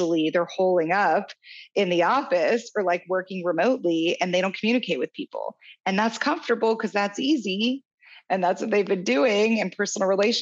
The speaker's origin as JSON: {"language": "English", "town": "Kansas City", "country": "United States", "tie": "born or raised there", "also_born_or_lived": "San Diego", "moved": "as an adult", "said": "My husband and I moved from San Diego to my hometown of Kansas City a year and a half ago"}